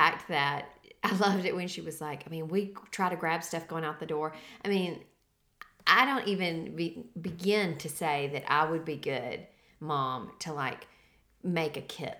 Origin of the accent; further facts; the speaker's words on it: Savannah, Tennessee, United States; I grew up in Savannah, which is Shiloh, Battle of Shiloh.